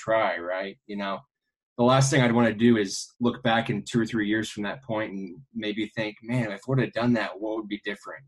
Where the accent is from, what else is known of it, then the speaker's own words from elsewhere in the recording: Kansas City, United States; I grew up in Kansas City